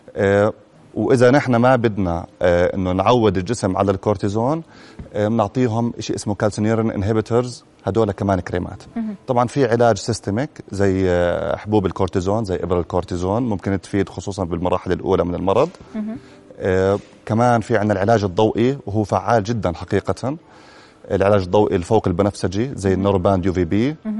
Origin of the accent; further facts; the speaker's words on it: Jordan; عندنا بالاردن